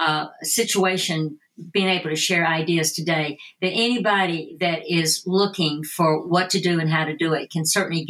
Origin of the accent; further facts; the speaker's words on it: Tennessee, United States; moved away; also born or lived in Phoenix, Arizona; my accent, you know, being from Tennessee